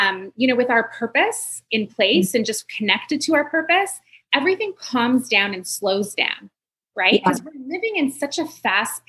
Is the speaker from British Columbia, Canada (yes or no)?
no; Montreal, Quebec, Canada; I'm from Montreal